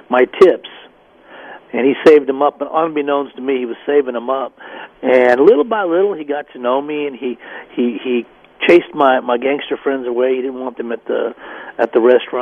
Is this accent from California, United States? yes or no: no; Denver, Colorado, United States; moved away as an adult; also born or lived in Dallas, Texas; move away from my hometown